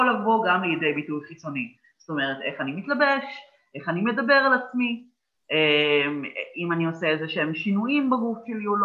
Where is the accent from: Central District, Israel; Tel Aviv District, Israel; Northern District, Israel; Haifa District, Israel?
Central District, Israel; Petah Tikva; גדלתי בפתח תקווה, במשפחה חילונית לחלוטין